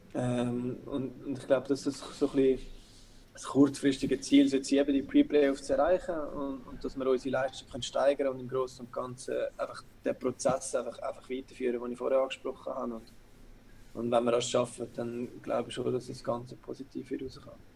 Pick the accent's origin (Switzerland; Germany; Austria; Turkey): Switzerland; Zurich; moved away as an adult; ich bin auch in Zürich aufgewachsen